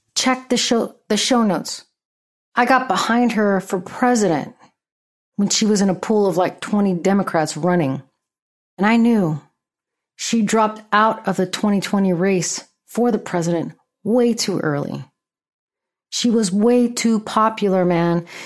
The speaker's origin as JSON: {"language": "English", "area": "Bay Area", "region": "California", "country": "United States", "said": "That's my people. That's where I'm from"}